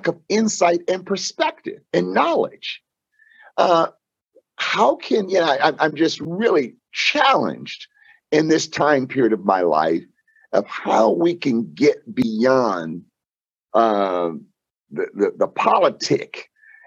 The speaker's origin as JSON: {"language": "English", "town": "Fort Lauderdale", "region": "Florida", "country": "United States", "tie": "born or raised there", "said": "I'm growing up here in Fort Lauderdale"}